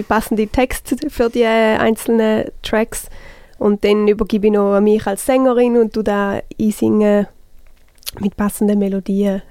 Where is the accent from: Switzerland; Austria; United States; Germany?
Switzerland; St. Gallen; accent: St. Gallen German